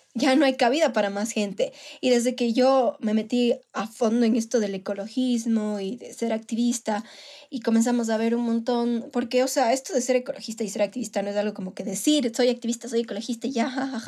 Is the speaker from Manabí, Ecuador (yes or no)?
yes; Manabí, Ecuador; moved away; soy de Manabí y obviamente iba, qué, sé yo, cada cierto tiempo a visitar a mi familia allá